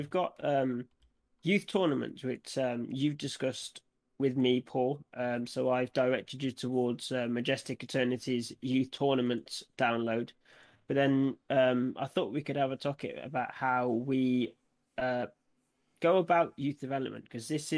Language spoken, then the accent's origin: English; United Kingdom; I'm from the Midlands